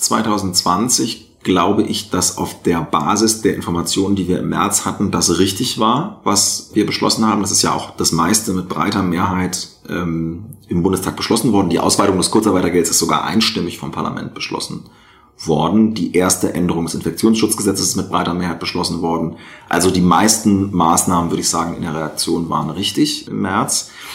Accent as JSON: {"language": "German", "region": "rural Lower Saxony", "country": "Germany", "said": "in Niedersachsen auf dem Land, ja, wo ich herkomme äh, ursprünglich, jetzt wohne ich in einer Stadt mit 100.000 Einwohnern"}